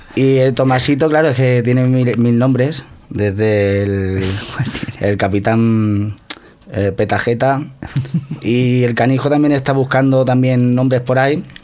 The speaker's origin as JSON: {"language": "Spanish", "town": "Santa Coloma de Gramenet", "region": "Catalonia", "country": "Spain", "said": "yo soy de Santa Coloma."}